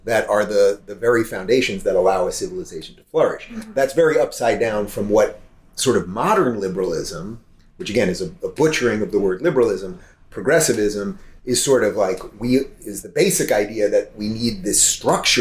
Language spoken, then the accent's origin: English; New York, United States; I grew up in New York in a largely liberal family.